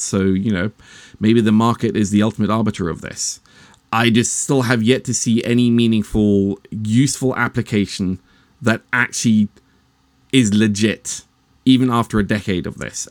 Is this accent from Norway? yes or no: yes; Norway; I'm actually Norwegian